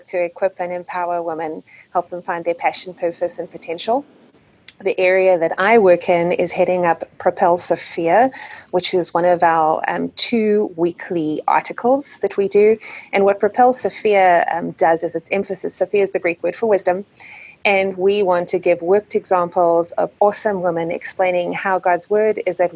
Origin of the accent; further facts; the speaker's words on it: South Africa; moved away as an adult; now in United States; I'm originally from South Africa, where I was born and raised, and I have been living in the States for 16 years now.